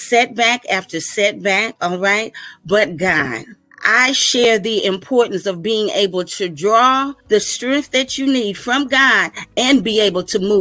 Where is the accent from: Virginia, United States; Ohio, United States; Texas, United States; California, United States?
Virginia, United States; Virginia Beach; I hail from Virginia Beach, Virginia